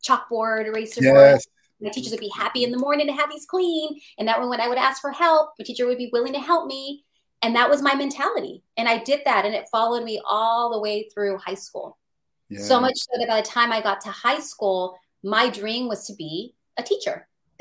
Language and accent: English; San Francisco, California, United States; I was born and raised in the San Francisco Mission District